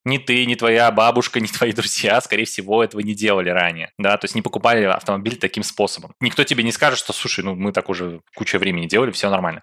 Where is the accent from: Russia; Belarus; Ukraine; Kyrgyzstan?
Belarus; сам я из Беларуси